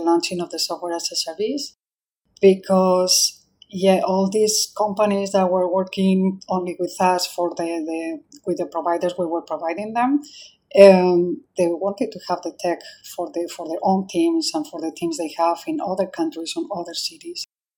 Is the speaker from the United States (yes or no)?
no; Spain; now in Singapore; I'm from Spain